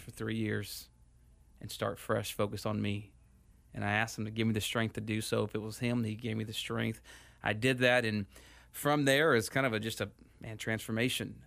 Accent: Houston, Texas, United States; moved away as an adult; also born or lived in San Rafael, California; now in Phoenix, United States; I grew up in Houston

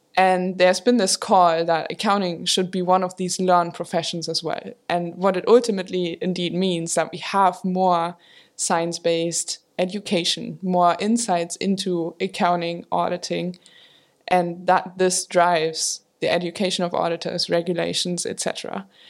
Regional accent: Germany; moved away as an adult; also born or lived in Maastricht, Netherlands; I grew up in Germany

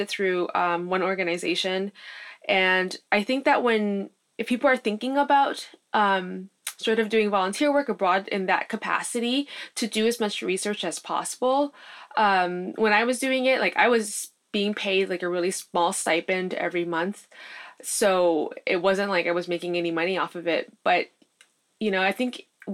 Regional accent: United States; being born and raised in the States

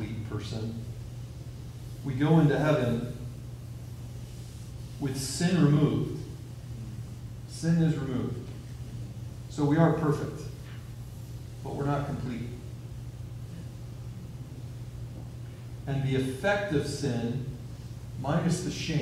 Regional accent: Missouri, United States; I am from Missouri a little bit, so I say wash.

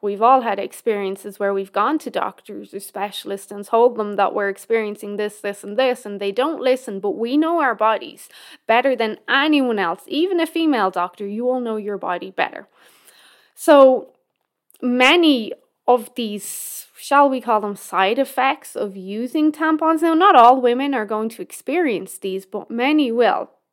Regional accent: Ireland; now in Canada; my home country of Ireland

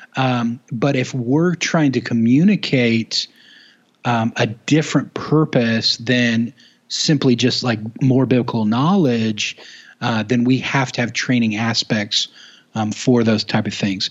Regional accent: Duncan, Oklahoma, United States; born and raised in Oklahoma, um, a little town, Duncan, Oklahoma

